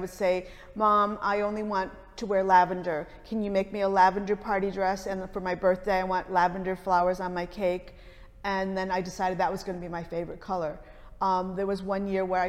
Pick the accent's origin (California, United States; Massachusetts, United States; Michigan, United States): Michigan, United States; Detroit; growing up in Detroit